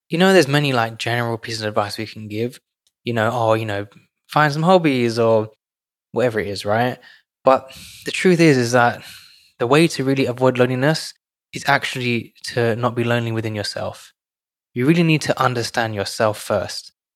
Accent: London, United Kingdom; moved away; I grew up in London, so I grew up with a community.

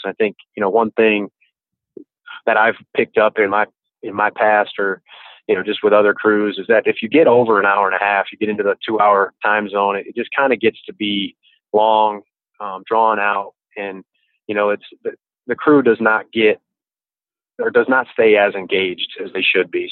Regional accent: Grand Rapids, Michigan, United States; now in Mandeville, United States; I am from Grand Rapids, Michigan, originally.

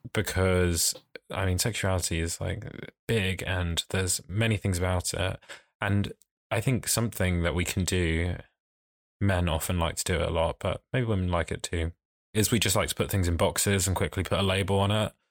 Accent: Essex, East of England, United Kingdom; I'm from Essex, which is, like, further out in London

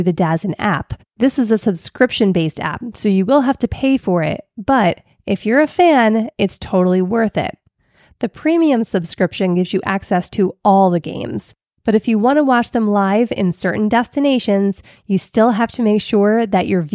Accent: Philadelphia, Pennsylvania, United States; I grew up in Philly, which automatically makes me a huge Philadelphia Eagles fan.

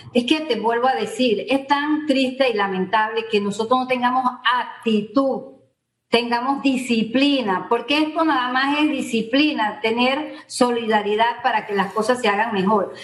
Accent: Panama; nosotros somos unos panameños

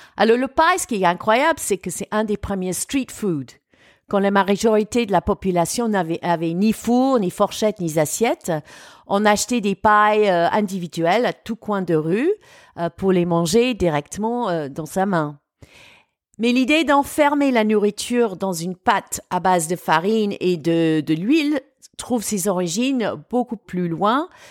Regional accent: United Kingdom; now in France; l'histoire et la culture de mon pays d'origine

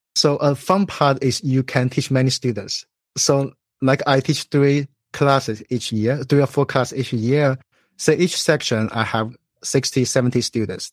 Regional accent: China; moved away as an adult; also born or lived in Illinois, United States; now in Chicago, United States; So, I was born in China. I went to college there

